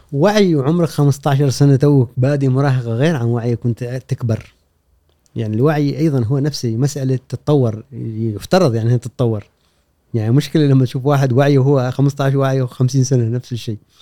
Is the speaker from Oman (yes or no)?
yes; Oman; moved away as an adult; also born or lived in Jordan / Iraq; تركت الدراسه وطلعت من عمان وهاجرت